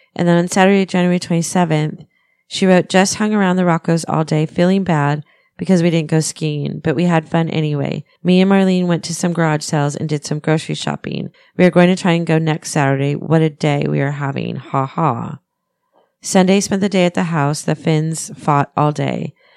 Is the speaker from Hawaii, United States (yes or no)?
no; Pennsylvania, United States; I'm from Pennsylvania